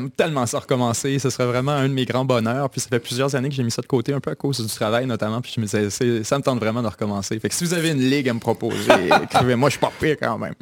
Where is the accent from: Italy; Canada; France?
Canada; Kamouraska, Bas-Saint-Laurent, Quebec; also born or lived in Chicoutimi, Quebec / Ottawa, Ontario; j'ai grandi au Kamouraska largement, dans différents villes du Kamouraska